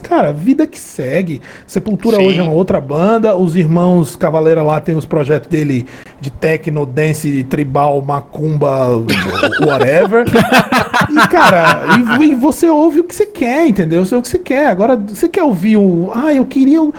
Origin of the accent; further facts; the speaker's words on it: Brazil; nós somos brasileiros